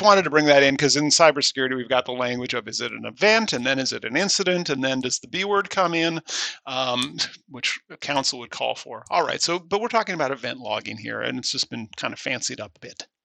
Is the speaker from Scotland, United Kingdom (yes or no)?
yes; Scotland, United Kingdom; I am Scottish